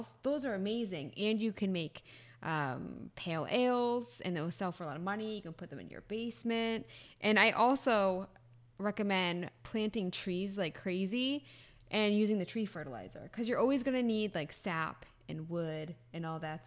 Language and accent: English; New England, United States; I'm from New England